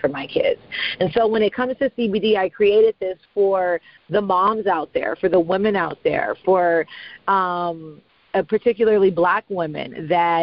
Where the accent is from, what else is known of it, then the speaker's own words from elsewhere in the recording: California, United States; I'm from California